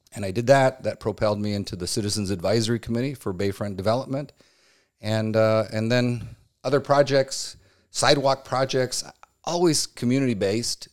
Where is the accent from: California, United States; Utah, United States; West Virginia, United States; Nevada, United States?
California, United States; Chula Vista; also born or lived in Chico, California; I am a lifelong Chula Vista. I grew up in the Castle Park area from birth.